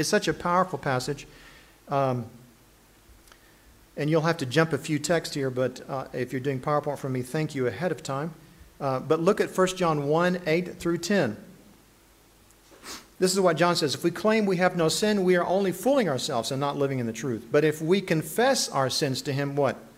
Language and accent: English; United States; More importantly for me than being an American is that I'm a child of God